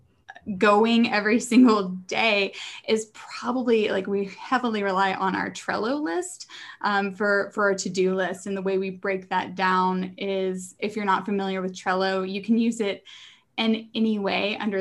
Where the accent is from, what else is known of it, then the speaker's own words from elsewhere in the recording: Arkansas, United States; also born or lived in Philadelphia; now in Austin, United States; I'm originally from Arkansas, and now living